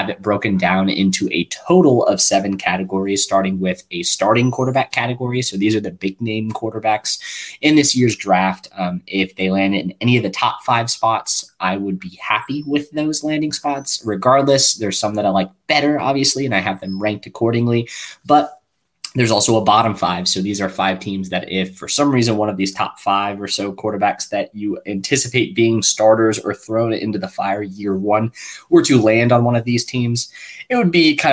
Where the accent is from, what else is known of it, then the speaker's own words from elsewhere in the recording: Kansas City, Missouri, United States; in Kansas City, my hometown